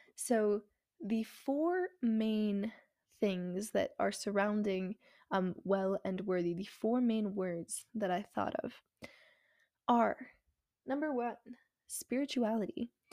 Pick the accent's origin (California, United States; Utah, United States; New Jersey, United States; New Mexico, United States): New Mexico, United States; moved away as an adult; now in Texas, United States; I go to school in Texas, and I am originally from New Mexico